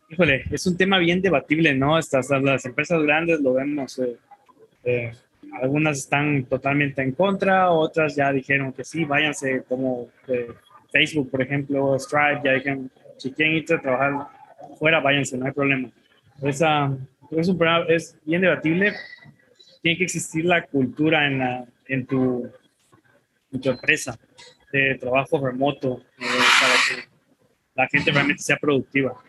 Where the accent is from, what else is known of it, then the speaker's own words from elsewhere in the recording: Teapa, Tabasco, Mexico; en mi pueblo de Teapa, Tabasco